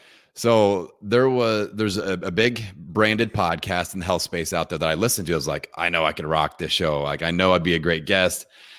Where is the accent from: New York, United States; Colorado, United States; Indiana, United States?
Indiana, United States; I'm from Indiana. I can't do an Asian accent.